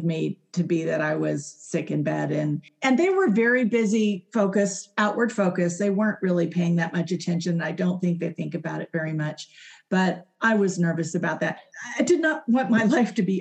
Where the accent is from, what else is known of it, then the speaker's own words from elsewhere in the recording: Arizona, United States; moved away as an adult; also born or lived in Houston, Texas; I was from Arizona, but I had lived in Houston for 35 years, pretty much all of my adult life.